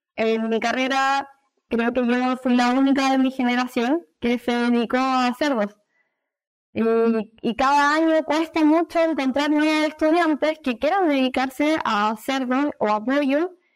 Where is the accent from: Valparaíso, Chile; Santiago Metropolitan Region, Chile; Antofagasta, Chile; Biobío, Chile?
Valparaíso, Chile; Viña del Mar; also born or lived in Valdivia; soy de Viña del Mar, una, zona costera de Chile